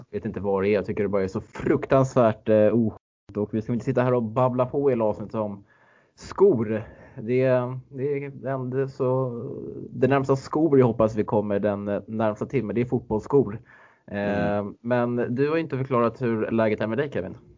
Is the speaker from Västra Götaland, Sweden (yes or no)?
no; Stockholm, Stockholm County, Sweden; moved away; som den stockholmare man är